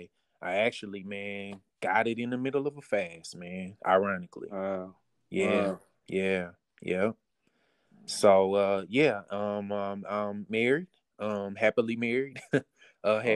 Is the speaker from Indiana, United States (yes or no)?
no; Kansas City, Missouri, United States; moved away as an adult; now in Houston, United States; I am originally from Kansas City, Missouri, born and raised, relocated to Houston a few years ago